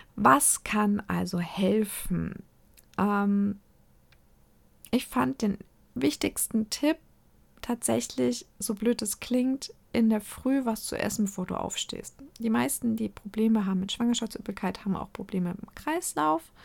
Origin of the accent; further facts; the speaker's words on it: Nuremberg, Bavaria, Germany; ich komme aus der Lebkuchenhochburg